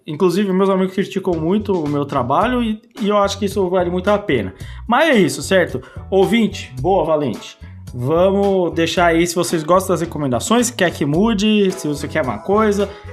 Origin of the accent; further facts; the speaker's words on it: Brazil; como bom brasileiro